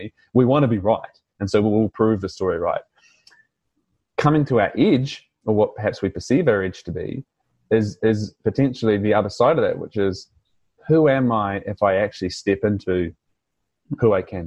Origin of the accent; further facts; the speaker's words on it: New Zealand; accent: New Zealand; now in Australia; my New Zealand accent